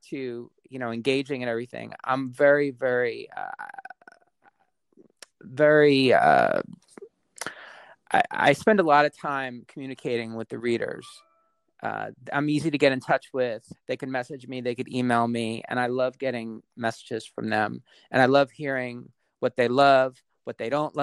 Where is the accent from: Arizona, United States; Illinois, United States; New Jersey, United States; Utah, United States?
New Jersey, United States; Westfield; I grew up in Westfield, and we were just a train ride out of the city